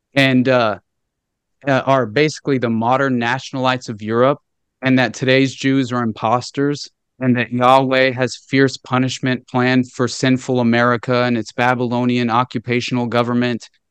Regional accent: Northwest Arkansas, United States; I grew up in Northwest Arkansas, okay? And super rural area

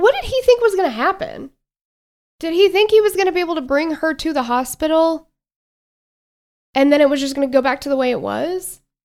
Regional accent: Tennessee, United States; we are from Tennessee

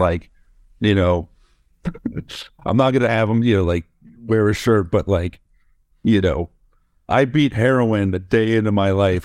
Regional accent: Florida, United States; moved away; I was born in Florida

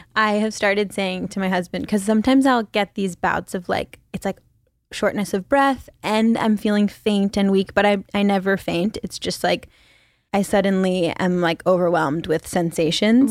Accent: Philippines; moved away as an adult; also born or lived in China / New York City, United States; now in Los Angeles, United States; Mostly the Philippines and China.

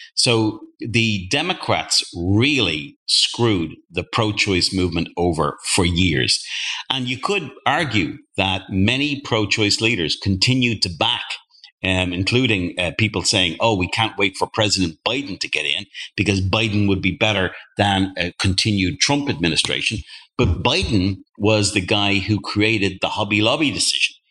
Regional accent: Ireland; I'm from Ireland

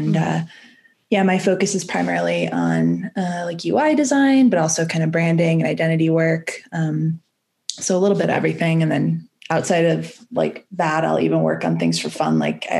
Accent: Chicago, Illinois, United States; moved away as an adult; also born or lived in California; now in Boulder, United States; So I'm originally from the Chicago area, is where I grew up. Went to Wheaton College

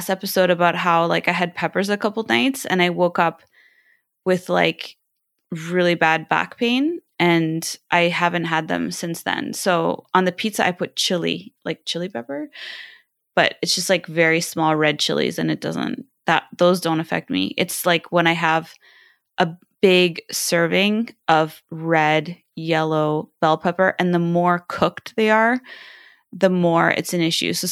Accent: China; also born or lived in Southeast Asia; See, I was raised in Southeast Asia and and in China, and I love spicy food

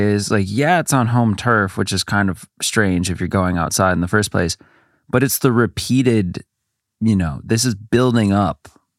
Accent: Midwest, United States; Like growing up in the Midwest, but I remember it's like, there was some saying about it.

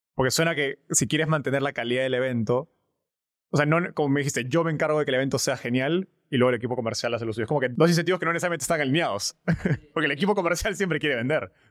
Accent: Peru; somos dos peruanos, estamos en Perú ahorita

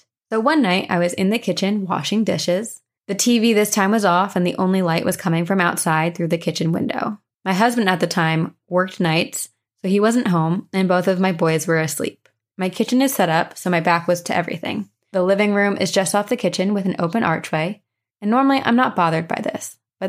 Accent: Texas, United States; also born or lived in Louisiana; We're from Texas, but have lived most of my kids' life in Louisiana, and yes, that state is just as haunted as you would think. Now I live up north, and I am adjusting.

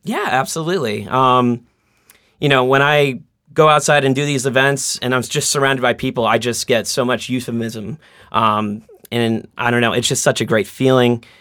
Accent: Boston, Massachusetts, United States; I'm from Boston, born and bred. I grew up in Roslindale

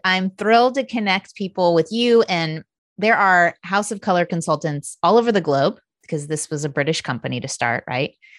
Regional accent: Indiana, United States; I grew up in Indiana.

